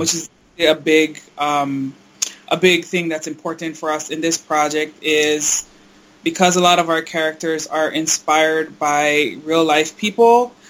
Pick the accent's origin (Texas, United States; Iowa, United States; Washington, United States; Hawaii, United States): Hawaii, United States; now in East Coast, United States; I'm originally from Hawaii, but we live out here on the East Coast